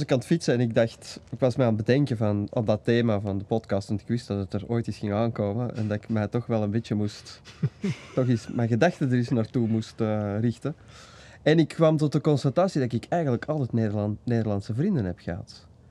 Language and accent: Dutch; Belgium; maar ik ben wel een Belg